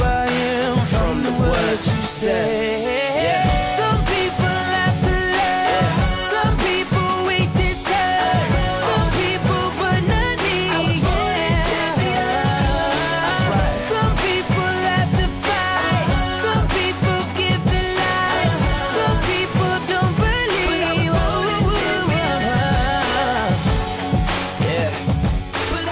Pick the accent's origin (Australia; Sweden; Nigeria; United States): Sweden; Örebro, Örebro County; So that's my hometown. That's my hometown's big club in the Swedish Allsvenskan.